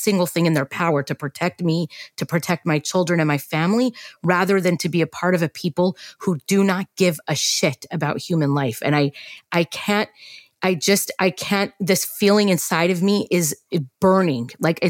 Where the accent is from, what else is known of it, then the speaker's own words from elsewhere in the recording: United States; as an American Jew